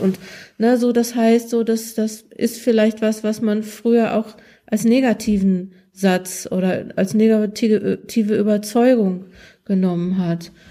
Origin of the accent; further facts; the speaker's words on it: Ruhr area, North Rhine-Westphalia, Germany; also born or lived in Münsterland; ich komme aus dem Ruhrgebiet